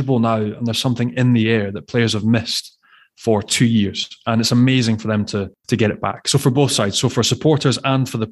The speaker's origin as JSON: {"language": "English", "region": "Scotland", "country": "United Kingdom", "moved": "yes", "lives_now": "France", "said": "I'm half Scottish, half French"}